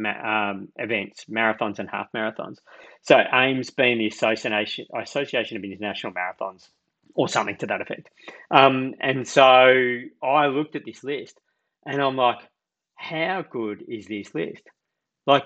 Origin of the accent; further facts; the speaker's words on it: Belgrave, Victoria, Australia; I grew up in Belgrave in the east of Melbourne